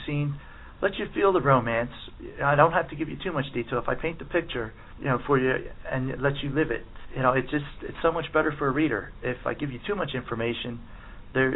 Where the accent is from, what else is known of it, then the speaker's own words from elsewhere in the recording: Delaware County, outside Philadelphia, Pennsylvania, United States; I'm from just outside Philadelphia, an area called Delaware County. Pretty much all my life I've lived there.